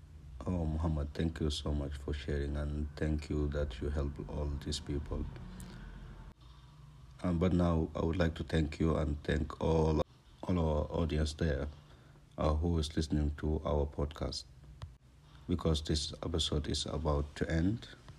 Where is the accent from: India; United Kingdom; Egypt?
India; now in Dubai, United Arab Emirates; Actually, I'm from India, but I've been working in Dubai for more than 37 years.